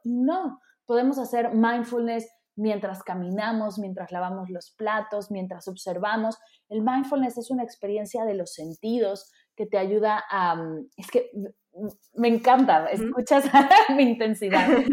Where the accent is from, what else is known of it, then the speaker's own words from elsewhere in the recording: Mexico City, Mexico; yo que vengo de la Ciudad de México